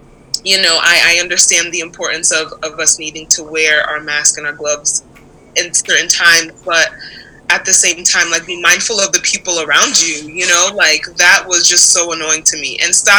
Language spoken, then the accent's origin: English; Brazil; also born or lived in Japan; now in United States; I was born in Japan, partly raised in Brazil, and moved to the U.S. My parents are Nigerian.